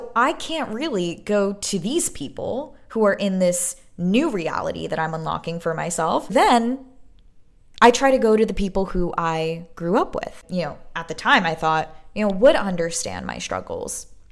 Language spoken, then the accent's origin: English; New York City, New York, United States; moved away as an adult; now in Los Angeles, United States; growing up in Brooklyn, broke as fuck